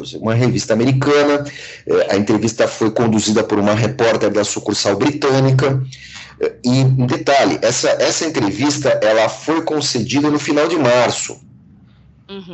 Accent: Brazil; sendo brasileiro, sendo cidadão do mundo

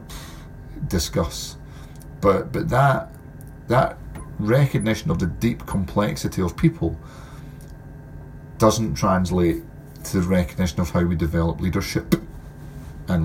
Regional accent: Scotland, United Kingdom; Being Scottish

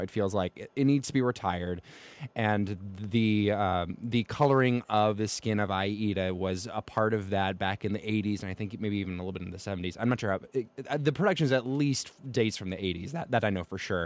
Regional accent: the South, United States; as a Southerner who grew up and got into opera myself

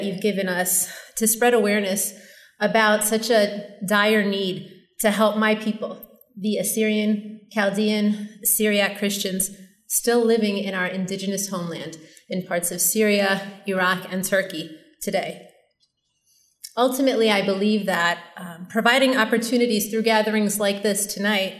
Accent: Chicago, Illinois, United States; moved away as an adult; now in Long Island, United States; I was born in Chicago, and I lived there all through high school and then eventually moved to Long Island with my family

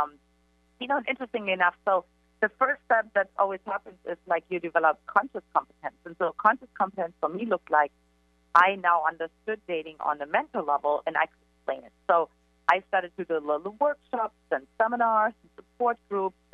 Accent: eastern Germany, Germany; English is a second language; now in San Diego, United States; for me, everything started in Eastern Germany, in case you can't detect from my accent.

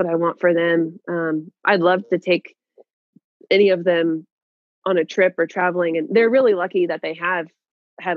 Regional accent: Hill City, Kansas, United States; moved away as an adult; also born or lived in Hawaii / Alaska; I grew up on a farm. I grew up in a very small community. There was when I say go to town, it's a little town called Hill City

